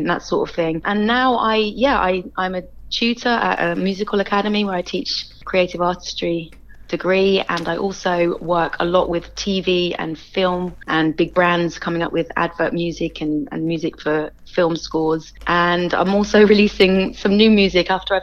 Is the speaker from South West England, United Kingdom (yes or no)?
yes; Bristol, South West England, United Kingdom; I am a born and bred Bristolian. I grew up in St. Paul's.